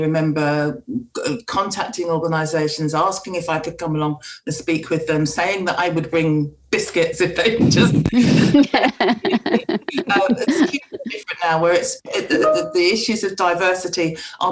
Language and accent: English; England, United Kingdom; I'm a black woman growing up in England